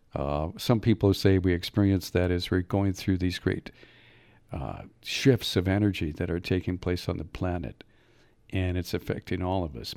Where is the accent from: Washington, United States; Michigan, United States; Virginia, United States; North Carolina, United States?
Michigan, United States; Upper; moved away as an adult; also born or lived in Mississippi / Escanaba, Michigan; I was from Upper Michigan.